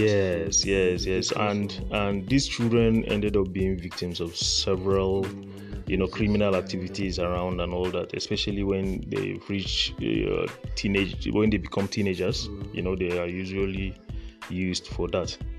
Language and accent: English; Borno, Nigeria; I'm actually from Borno State, so uh, I'm a northerner to the core.